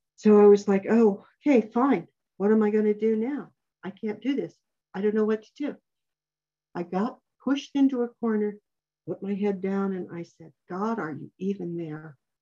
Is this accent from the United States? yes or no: yes; New Mexico, United States; I grew up in New Mexico where these things happen